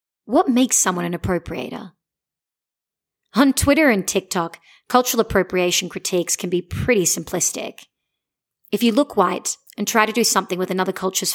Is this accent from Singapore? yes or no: no; Australia; I'm from Australia